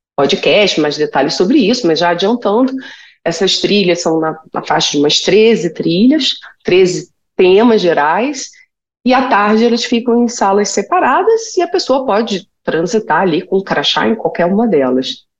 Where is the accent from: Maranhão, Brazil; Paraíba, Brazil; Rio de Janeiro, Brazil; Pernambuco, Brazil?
Rio de Janeiro, Brazil; moved away; eu sou carioca